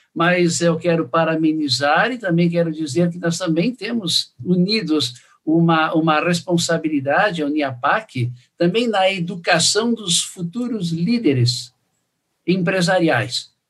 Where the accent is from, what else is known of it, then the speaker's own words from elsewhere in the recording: Caxias do Sul, Rio Grande do Sul, Brazil; E eu sou de Caxias do Sul, Rio Grande